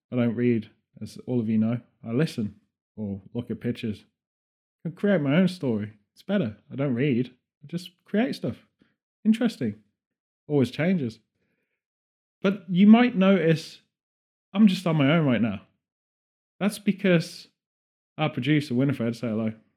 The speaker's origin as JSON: {"language": "English", "town": "Birmingham", "region": "West Midlands", "country": "United Kingdom", "said": "We're from Birmingham"}